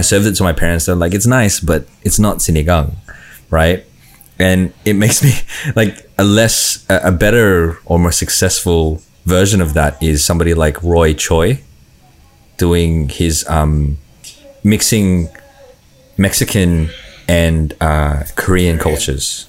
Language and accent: English; Australia; growing up in Australia, you know, you, you, you, eat different foods